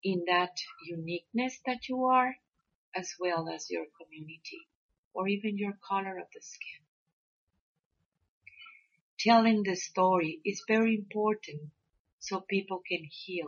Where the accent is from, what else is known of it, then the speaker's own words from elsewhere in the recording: Mexico; we growing up in Mexico and working with the abuelos and the abuelas